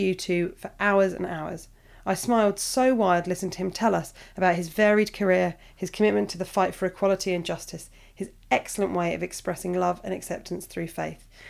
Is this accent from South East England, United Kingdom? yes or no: yes; Portsmouth, South East England, United Kingdom; where I grew up in Portsmouth